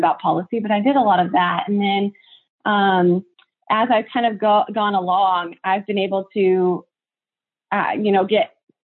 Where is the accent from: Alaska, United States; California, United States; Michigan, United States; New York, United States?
California, United States; Tulare; I'm from Tulare, California, which is one of the largest, you know, agricultural